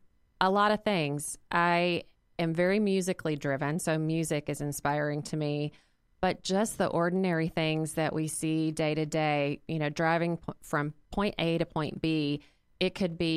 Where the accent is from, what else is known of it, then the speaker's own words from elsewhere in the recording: Arkansas, United States; now in Indianapolis, United States; I am not originally from Indianapolis. I've been here 23 years, moved here from Arkansas, so I'm a Razorback fan.